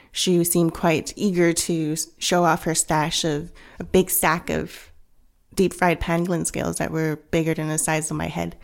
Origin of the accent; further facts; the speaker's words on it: Vancouver, British Columbia, Canada; also born or lived in Hong Kong; I was born in Hong Kong, um, raised in Canada, in Vancouver, but went back to Hong Kong a lot